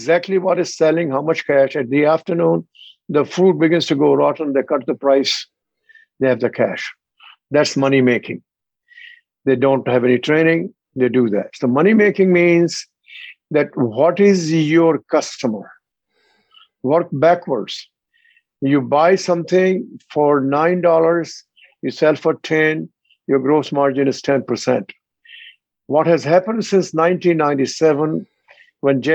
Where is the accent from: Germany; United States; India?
India; moved away as an adult; also born or lived in Australia; I am from India, 36 miles from New Delhi. My childhood was in my shoe shop of my father and my uncle